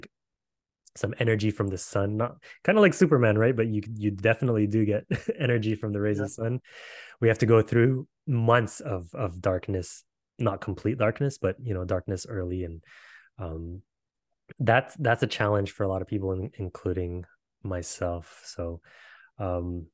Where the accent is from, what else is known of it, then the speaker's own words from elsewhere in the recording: Canada; we're from Canada